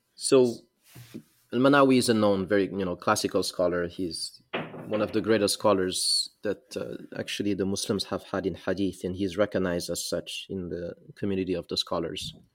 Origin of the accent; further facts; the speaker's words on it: Mauritania; also born or lived in Senegal; I am from West Africa, a country called Mauritania. I'm, I'm, I'm also mixed from West, from Mauritania and Senegal.